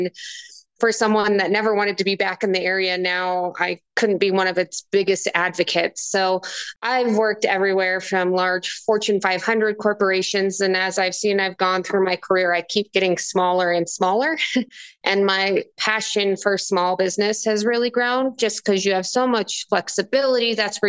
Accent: Sidney, Nebraska, United States; also born or lived in Omaha, Nebraska; And so I was born and raised in Sydney, Nebraska. I moved away after college and said, I'm never going back there. Small town. I moved to Omaha, Nebraska, and I was there for about 9 years

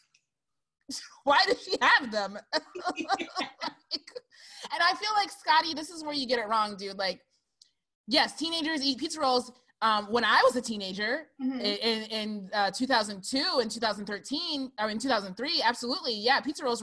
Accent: Lansing, Michigan, United States; moved away as an adult; now in California, United States; I'm from Lansing, all right? It's a very small, it is the capital of Michigan, but it is small

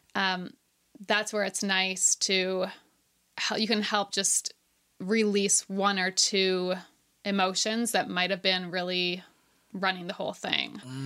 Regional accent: Ontario, Canada; moved away as an adult; now in Nova Scotia, Canada; I grew up in Ontario

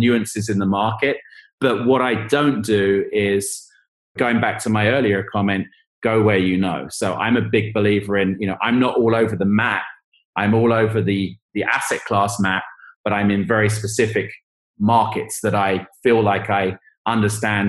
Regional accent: England, United Kingdom; moved away; I'm from England

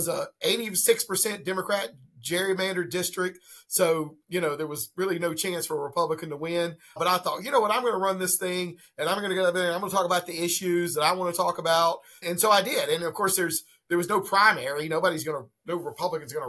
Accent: Laurinburg, North Carolina, United States; I grew up in Laurinburg, North Carolina, which is right on the North Carolina-South Carolina line

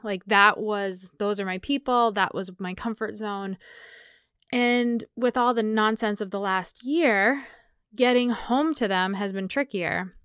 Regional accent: New England, United States; moved away; I grew up in New England

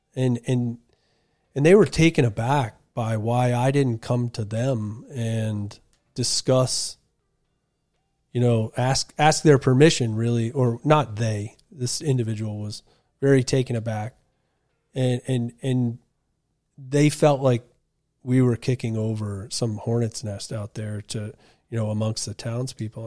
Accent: Wolfeboro, New Hampshire, United States; I grew up on Winnipesaukee, out on Melody Island.

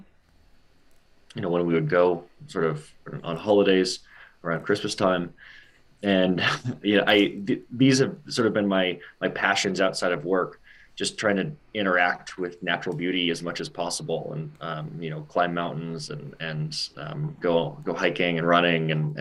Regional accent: Seattle, Washington, United States; growing up in the United States and growing up in Seattle

